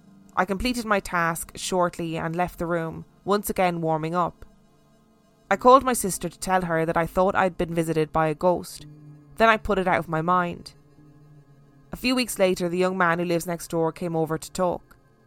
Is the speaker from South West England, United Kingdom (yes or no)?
no; Brighton, South East England, United Kingdom; In that episode, you talked about the Theatre Royal in Brighton, which I know very well as I was born and raised in Brighton.